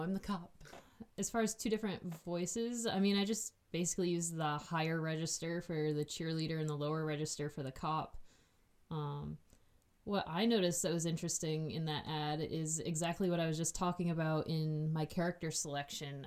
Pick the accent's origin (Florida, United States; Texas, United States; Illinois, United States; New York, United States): New York, United States; Hornell; also born or lived in Canisteo, New York; I was born in the Southern Tier in a town called Hornell with an H, not a C